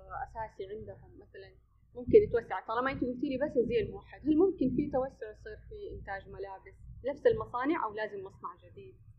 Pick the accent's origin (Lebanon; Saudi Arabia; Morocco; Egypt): Saudi Arabia; هنا عندنا في السعوديه